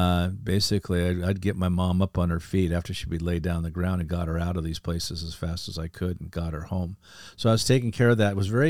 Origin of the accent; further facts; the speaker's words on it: El Segundo, California, United States; I grew up in a beach town called El Segundo, right next to Manhattan Beach in the LA airport.